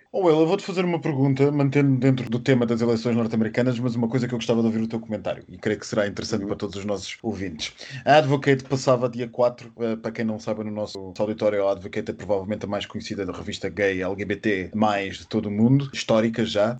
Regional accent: Switzerland; Eu sou suíço e estou a falar-vos a partir de Zurique

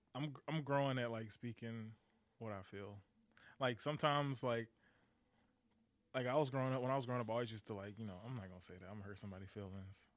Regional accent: Detroit, Michigan, United States; I'm from Detroit

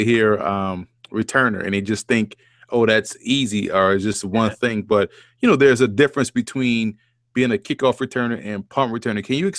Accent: New Orleans, Louisiana, United States; I grew up in New Orleans, and Tulane was the same way.

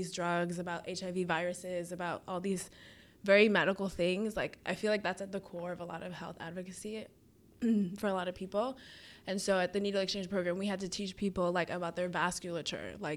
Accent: Rockland County, New York, United States; moved away as an adult; also born or lived in Boston; I'm from Rockland County, New York. So it's this suburban county, like pretty conservative

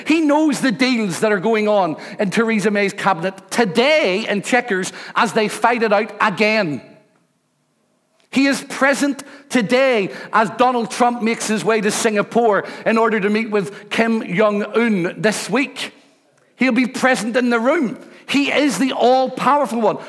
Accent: Rathcoole, Northern Ireland, United Kingdom; I come from Rathcoole. I'm a council estate boy

